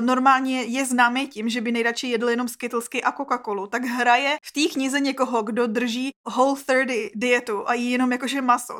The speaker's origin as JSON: {"language": "Czech", "country": "Czechia", "said": "my Češi prostě jsme měli takový nedostatek."}